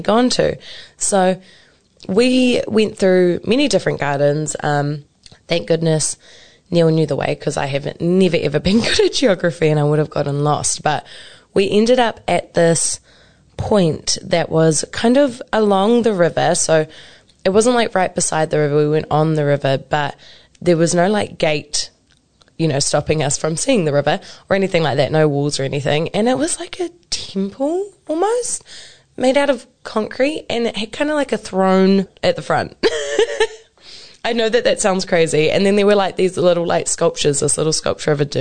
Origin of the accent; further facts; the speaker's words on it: Hamilton, Waikato, New Zealand; also born or lived in Cambridge, New Zealand; I was born and raised here in Kirikiriroa. I moved out to Cambridge for a little bit, and now I've moved back home to Kirikiriroa again. So I have actually lived in the Waikato my whole life